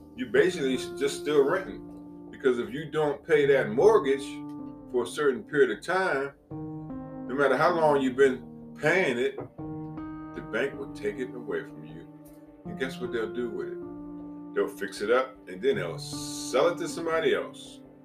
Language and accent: English; Piscataway, New Jersey, United States; moved away; also born or lived in East Orange, New Jersey / Richmond; I remember that home on Oak Street in Piscataway, New Jersey. We moved from East Orange, New Jersey to Piscataway